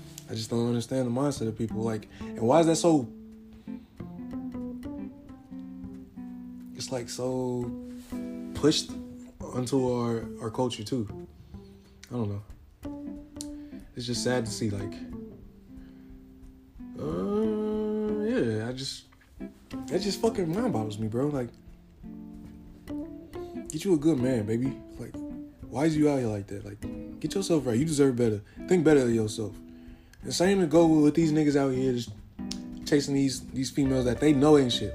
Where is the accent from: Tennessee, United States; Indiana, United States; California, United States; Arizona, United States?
California, United States; San Diego; also born or lived in Arkadelphia, Arkansas; I was born in San Diego, California, half raised in San Diego, California